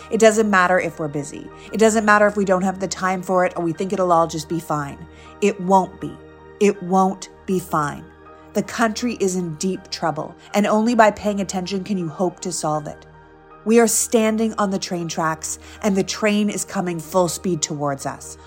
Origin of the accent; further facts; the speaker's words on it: Toronto, Ontario, Canada; moved away as an adult; also born or lived in Montreal / New York; now in United States; I was born and raised in Canada. I'm from Toronto